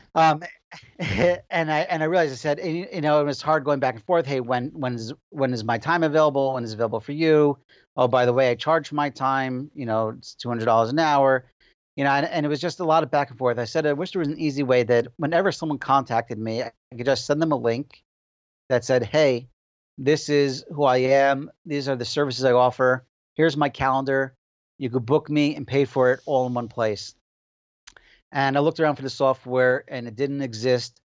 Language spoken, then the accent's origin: English; Passaic, New Jersey, United States; I was born and raised in Passaic, New Jersey